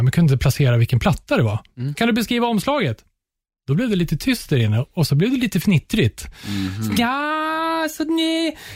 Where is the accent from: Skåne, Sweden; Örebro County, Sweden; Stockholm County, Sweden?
Stockholm County, Sweden; Upplands Väsby; Men vi är från Väsby